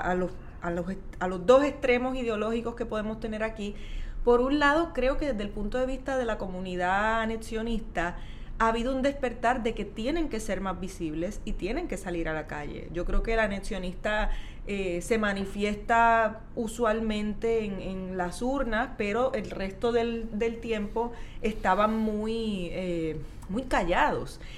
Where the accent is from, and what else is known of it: Puerto Rico